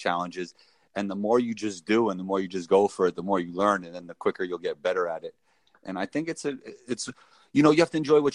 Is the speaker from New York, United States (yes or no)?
yes; New York City, New York, United States; moved away as an adult; also born or lived in Israel / Denmark; I grew up in Riverdale section of the Bronx, playing basketball my whole life.